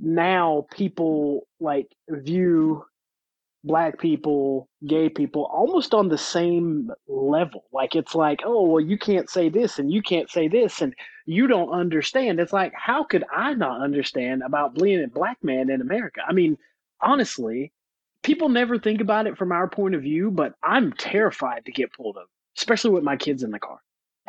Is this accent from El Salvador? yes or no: no; the South, United States; I mean, you got to remember where I grew up. I grew up in the South.